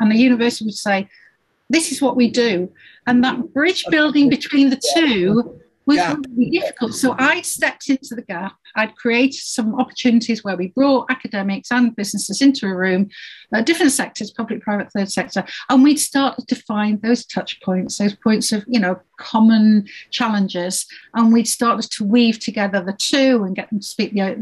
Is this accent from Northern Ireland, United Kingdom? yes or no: no; Yorkshire and the Humber, United Kingdom; I grew up in Yorkshire